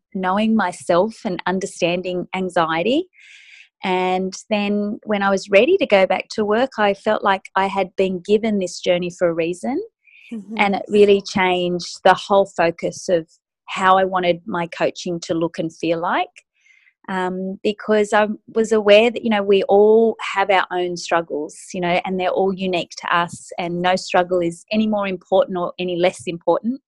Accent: Sydney, New South Wales, Australia; I'm from Sydney, Australia.

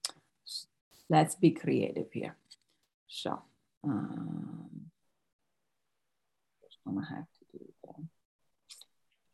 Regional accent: Italy; moved away; originally from Italy

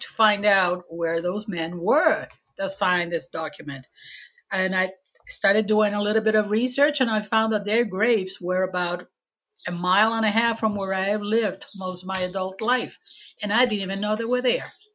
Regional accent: Puerto Rico; English is a second language; moved away as an adult; also born or lived in Chicago, Illinois; now in Portsmouth, United States; I was born and raised in Puerto Rico

